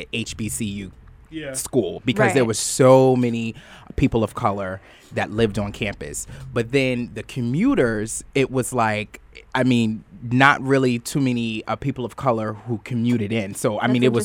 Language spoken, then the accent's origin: English; Huntington, New York, United States; I grew up in Long Island, in Huntington, Long Island